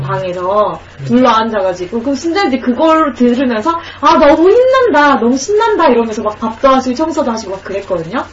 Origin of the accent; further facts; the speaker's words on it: Gyeongsang, South Korea; 저는 경상도 사람이라서